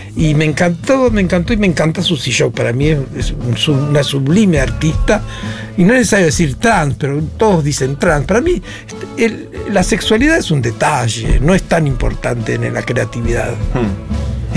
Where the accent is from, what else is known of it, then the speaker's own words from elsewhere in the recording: Ingeniero Jacobacci, Río Negro, Argentina; moved away; also born or lived in San Antonio Oeste; hablábamos de mi pueblo natal, que hoy dije Santo Antonio, San Antonio, yo me crié en Jacobasi